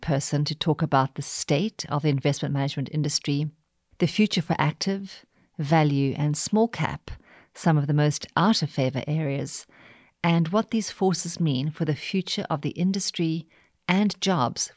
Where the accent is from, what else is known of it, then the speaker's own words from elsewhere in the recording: South Africa; I'm South African